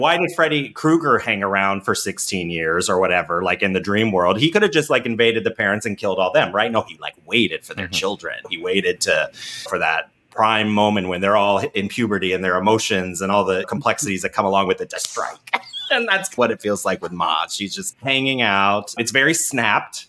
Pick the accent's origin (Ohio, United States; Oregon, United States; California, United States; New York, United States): Ohio, United States; people that I grew up with in Ohio